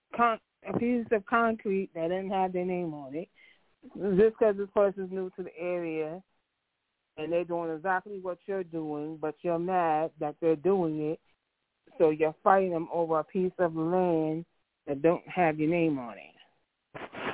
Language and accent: English; New York, United States; growing up in New York